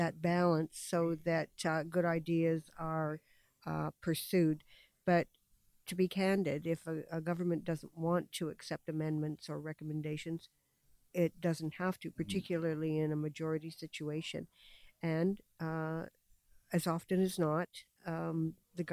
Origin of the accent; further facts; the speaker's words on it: London, Ontario, Canada; I was born in London and have very, very close ties to the city. I've spent my entire life here.